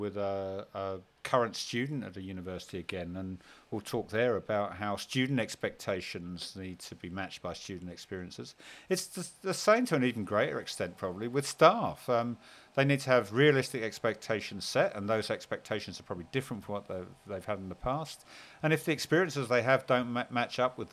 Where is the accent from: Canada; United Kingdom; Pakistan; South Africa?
United Kingdom; born or raised there; now in Australia